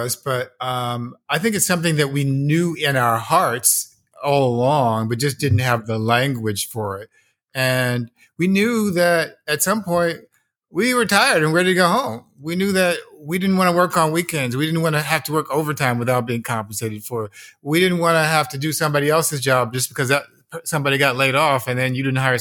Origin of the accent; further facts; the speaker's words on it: United States; also born or lived in Los Angeles; as an American young capitalist in the 1980s